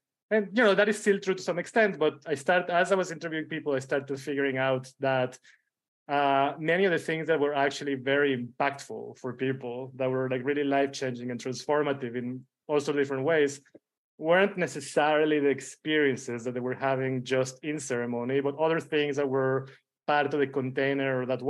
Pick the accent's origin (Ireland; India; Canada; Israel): Israel; also born or lived in Mexico City, Mexico; You know, I was born in Mexico City, but then when I was 12 or 13, we moved out of Mexico we went to Tel Aviv, well, close to Tel Aviv, a small town just north of Tel Aviv in Israel. And that's where I grew up